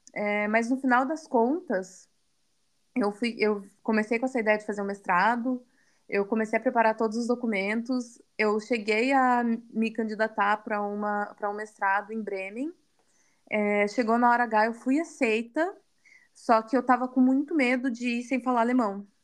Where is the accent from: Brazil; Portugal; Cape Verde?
Brazil; Curitiba, Paraná; moved away as an adult; now in Berlin, Germany; eu nasci em Curitiba, eu cresci em Curitiba